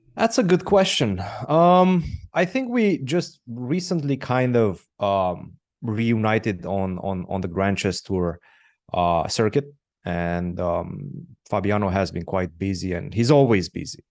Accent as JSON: {"language": "English", "country": "Romania", "tie": "born or raised there", "said": "I'm born and raised in Romania"}